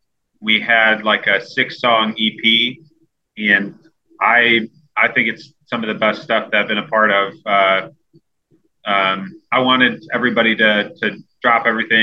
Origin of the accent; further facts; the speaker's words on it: Chicago, Illinois, United States; moved away as an adult; also born or lived in Birmingham, Alabama; now in Nashville, United States; I grew up in Chicago.